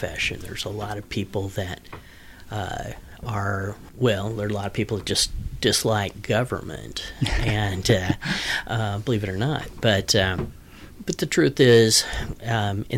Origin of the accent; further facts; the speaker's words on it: Wichita, Kansas, United States; also born or lived in Topeka, Kansas / Larned, Kansas; I grew up in Topeka and Wichita.